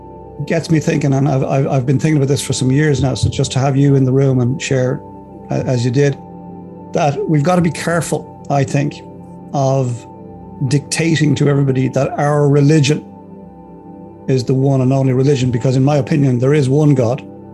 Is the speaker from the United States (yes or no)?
no; Dublin, Leinster, Ireland; I'm Irish, born in Dublin in the 1960s, right? So the chances of me not being Catholic were minuscule. You know, it was a given. I was going to be brought up in the Catholic tradition, and I was, okay?